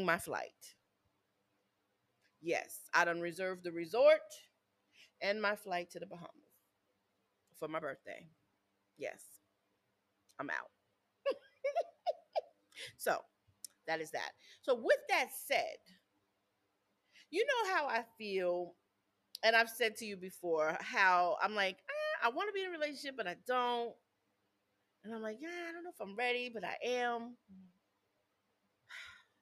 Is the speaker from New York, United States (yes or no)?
yes; upstate New York, United States; I'm from New York